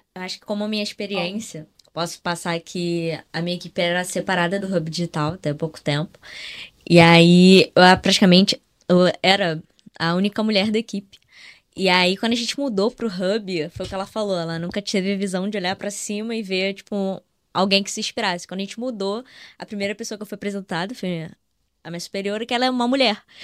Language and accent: Portuguese; Rio de Janeiro, Brazil; a gente é aqui do Rio